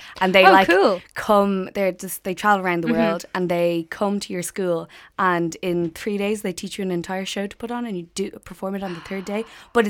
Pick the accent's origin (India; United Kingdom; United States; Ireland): Ireland; Dublin, Leinster; I'm from Ranla and I'm in second year biology here in UCD.